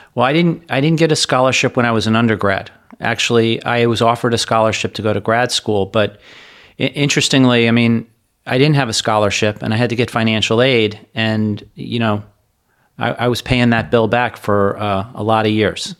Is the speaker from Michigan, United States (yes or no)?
no; Hollywood, Florida, United States; also born or lived in Parkland, Florida / New York City; I grew up in Hollywood, Florida